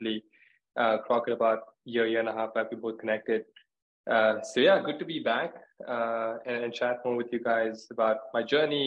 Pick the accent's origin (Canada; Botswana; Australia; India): India; moved away as an adult; also born or lived in New York, United States / Chicago, United States; now in London, United Kingdom; I was born and raised in India, moved to the US for school